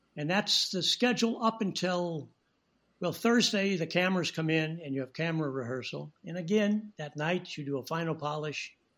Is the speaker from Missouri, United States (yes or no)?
yes; St. Louis, Missouri, United States; moved away as an adult; also born or lived in Rapid City, South Dakota; now in Los Angeles, United States; I started working as a child actor in St. Louis, my hometown